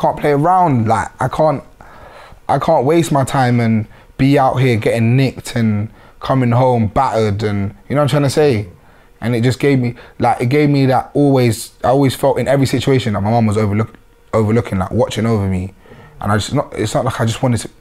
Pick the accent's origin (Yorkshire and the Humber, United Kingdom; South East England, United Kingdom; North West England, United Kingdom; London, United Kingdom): London, United Kingdom; being from the area